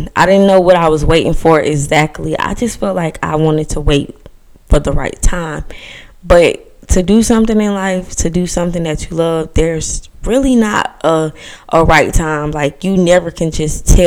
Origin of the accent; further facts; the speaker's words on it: Georgia, United States; I'm 19 years old and I'm from Georgia